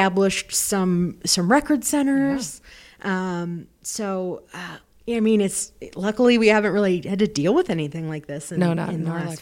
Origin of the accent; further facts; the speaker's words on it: Pittsburgh, Pennsylvania, United States; now in Rochester, United States; I'm originally from Pittsburgh, so I refer to myself as a Pittsburgher